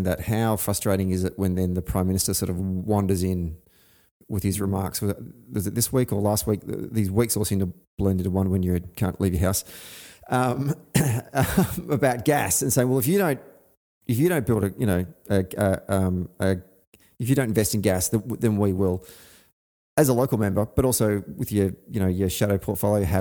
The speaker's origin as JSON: {"language": "English", "area": "Gippsland, Latrobe Valley", "region": "Victoria", "country": "Australia", "tie": "born or raised there", "said": "I grew up in Gippsland in Victoria's eastern region, in the Latrobe Valley, which is heavily reliant on brown coal."}